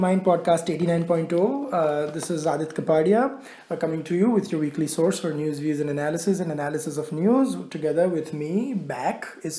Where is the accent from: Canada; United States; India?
India; Gujarat; moved away